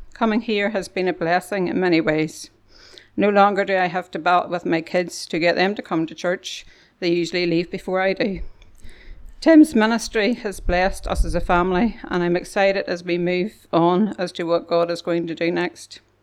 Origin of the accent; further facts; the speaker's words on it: Kilkeel, Northern Ireland, United Kingdom; as we travelled home to Kilkeel